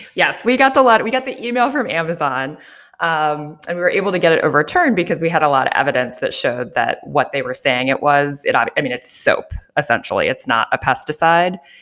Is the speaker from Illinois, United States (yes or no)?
yes; Joliet, Illinois, United States; moved away as an adult; also born or lived in New York / Japan; I grew up here in Joliet, Illinois, about an hour south of Chicago